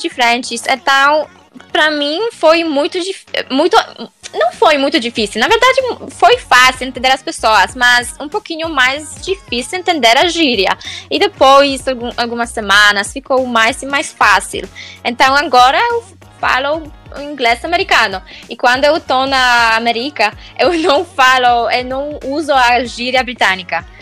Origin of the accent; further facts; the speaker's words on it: Poland; Portuguese is a second language; moved away as an adult; now in Wales, United Kingdom; sou polonesa, moro no país de Gales